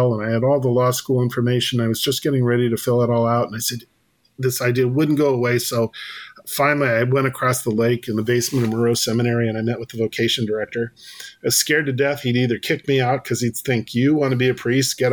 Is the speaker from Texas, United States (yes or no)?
no; Western Illinois, United States; I grew up in Western Illinois